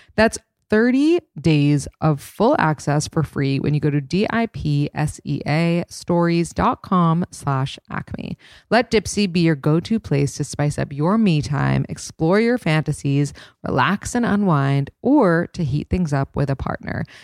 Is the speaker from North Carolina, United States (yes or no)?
no; New York, United States; a born and raised New Yorker